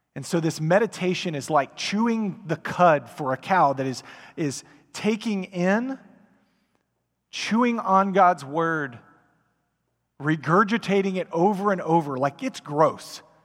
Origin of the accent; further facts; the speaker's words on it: Frisco, Texas, United States; I grew up in Frisco before Frisco was Frisco